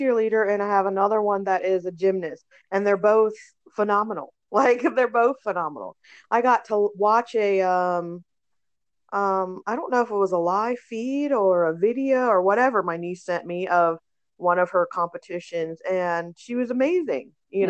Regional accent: Germany; but a part of my life, I grew up in Germany and they had nude beaches, right?

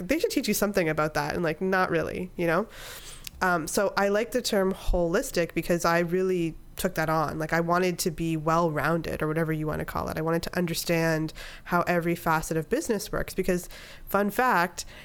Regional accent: Canada; moved away as an adult; also born or lived in upstate New York / Miami, Florida; I'm Canadian

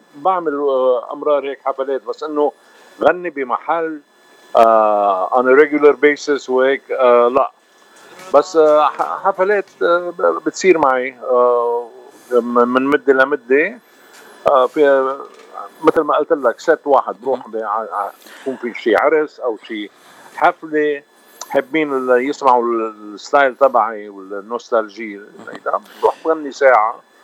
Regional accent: Lebanon; انا لبناني ارمني الاكل اللبناني ربينا عليه

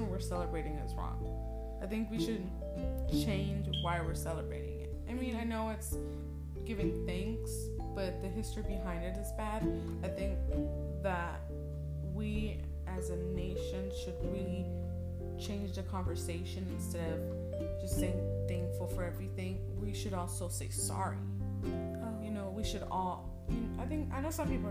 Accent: United States; us as American people

